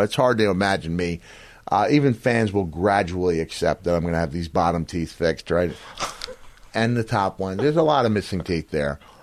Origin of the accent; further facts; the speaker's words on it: Setauket, New York, United States; I was born in Setauket, which is the next town